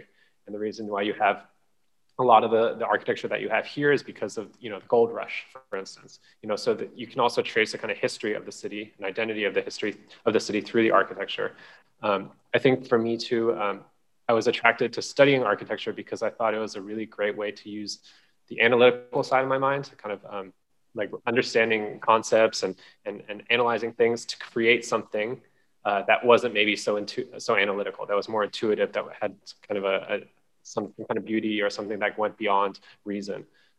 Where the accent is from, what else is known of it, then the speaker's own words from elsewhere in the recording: San Francisco, California, United States; also born or lived in Hong Kong; I was born in Hong Kong. So from an early age, my earliest memories are of walking around these giant skyscrapers, experiencing kind of the hustle, bustle, all the sights, the sounds and the smells of the city. When I was relatively young, my family moved to San Francisco.